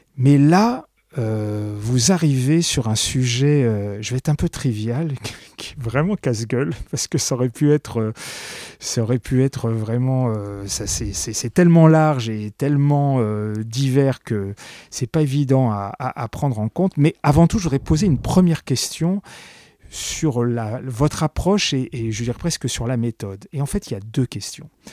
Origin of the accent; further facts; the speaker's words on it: Paris, Île-de-France, France; quand on est parisien intramuros, ce qui est mon cas